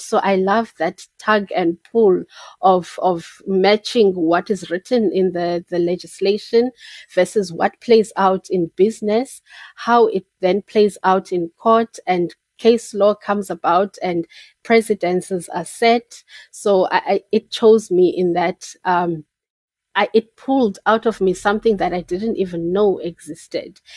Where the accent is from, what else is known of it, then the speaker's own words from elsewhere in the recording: Port Elizabeth, Eastern Cape, South Africa; also born or lived in Peddie, Eastern Cape; I was born and bred in Port Elizabeth, Ebai